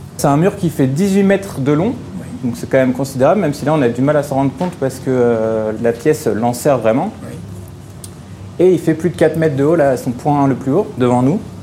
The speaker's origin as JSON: {"language": "French", "town": "Paris", "region": "Île-de-France", "country": "France", "said": "je suis parisien, je suis passionné d'archéologie parisienne"}